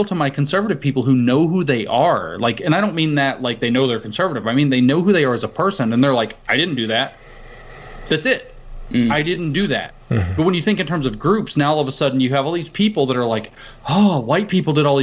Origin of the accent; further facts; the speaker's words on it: the South, United States; I grew up in the South